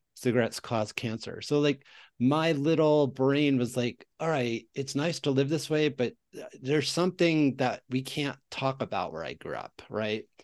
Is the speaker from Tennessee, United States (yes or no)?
no; Westchester County, New York, United States; now in New Mexico, United States; I grew up in Westchester County, one of the per capita school districts, the public school districts in Westchester, New York